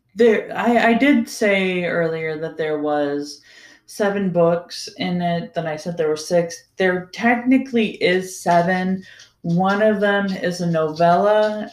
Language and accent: English; Ohio, United States; growing up in Ohio